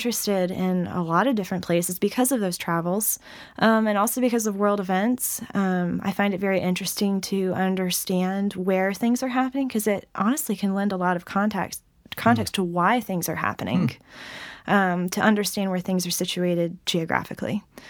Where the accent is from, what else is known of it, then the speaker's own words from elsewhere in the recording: the South, United States; So I grew up in a Christian home. I'm from the Bible Belt, as it's called.